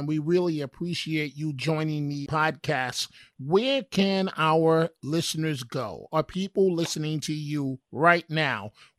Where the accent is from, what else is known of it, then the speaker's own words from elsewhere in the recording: New York City, New York, United States; my life, growing up in New York City